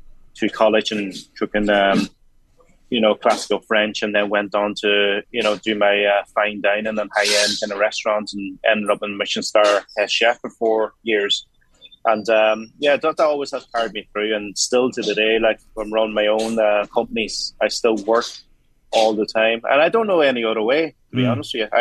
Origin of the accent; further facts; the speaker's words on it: Donegal, Ulster, Ireland; I grew up in Donegal, and my uncle's Chinese takeaway and restaurant